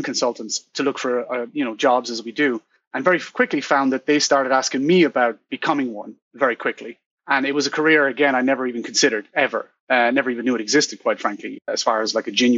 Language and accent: English; Ireland; moved away as an adult; also born or lived in Dubai; I'm proudly Irish, always will be.